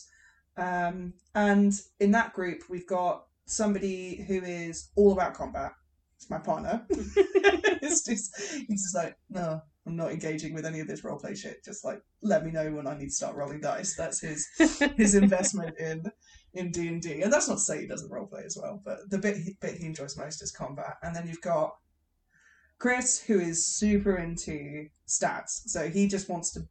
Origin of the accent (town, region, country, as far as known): England, United Kingdom